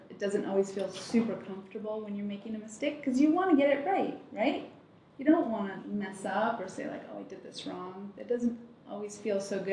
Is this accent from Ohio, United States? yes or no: yes; Toledo, Ohio, United States; also born or lived in Germany; I was born in Germany, but I grew up in Toledo, Ohio